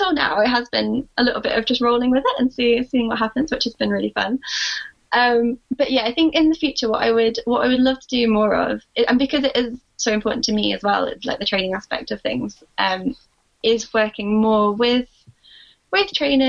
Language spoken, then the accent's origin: English; Scotland, United Kingdom; also born or lived in Sheffield; I always feel like a bit of a fraud because I don't have the accent, but I was born in Scotland and lived here most of my life. I only moved down to Sheffield in 2014.